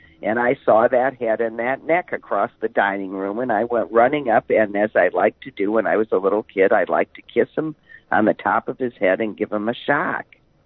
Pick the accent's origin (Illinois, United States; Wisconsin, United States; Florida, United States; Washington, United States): Wisconsin, United States; Green Bay; Growing up in Green Bay